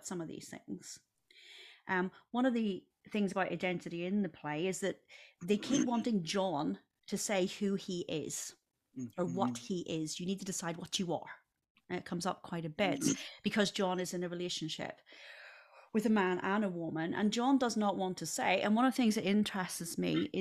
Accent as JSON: {"language": "English", "region": "Northern Ireland", "country": "United Kingdom", "moved": "yes", "lives_now": "United States", "said": "I'm from Northern Ireland"}